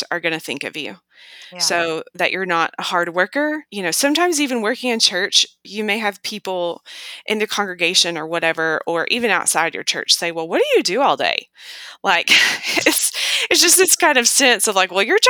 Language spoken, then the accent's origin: English; United States; as an American